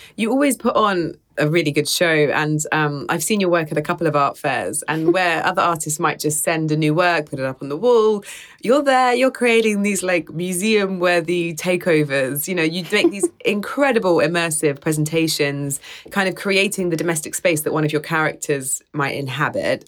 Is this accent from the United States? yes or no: no; United Kingdom; as a British person